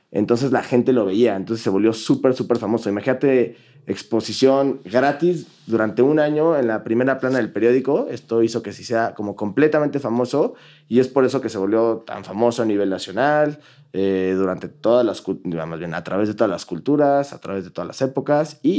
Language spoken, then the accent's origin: Spanish; Germany; No, no, no, me creo. Soy alemán.